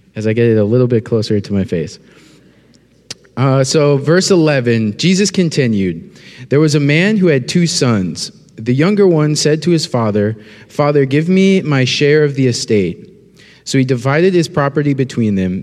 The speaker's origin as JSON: {"language": "English", "region": "North Dakota", "country": "United States", "moved": "yes", "said": "I'm from North Dakota"}